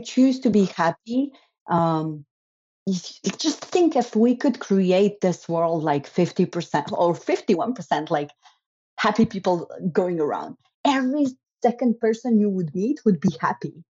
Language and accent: English; Slovenia; I'm brought up, so I grew up and I'm, I was born in Slovenia.